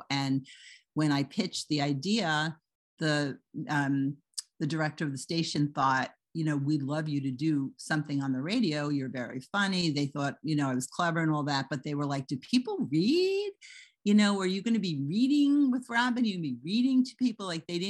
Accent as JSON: {"language": "English", "region": "New York", "country": "United States", "tie": "born or raised there", "said": "I grew up on Long Island."}